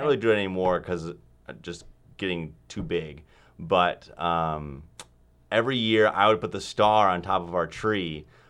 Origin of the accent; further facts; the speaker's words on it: Wheaton, Illinois, United States; moved away as an adult; I am from Wheaton, Illinois, so it's like an hour-ish west of Chicago.